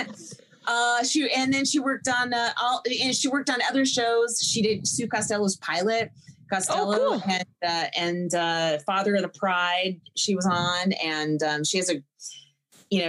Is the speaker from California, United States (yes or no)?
yes; Northern California, United States; as a Northern Californian